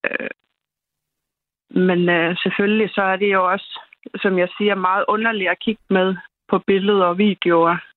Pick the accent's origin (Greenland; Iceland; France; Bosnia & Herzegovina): Iceland; Reykjanes peninsula, Southern Peninsula; now in Denmark; jeg kommer selv ikke fra Rindervik, men jeg kommer fra det område, altså Reykjanes øh, halvøen.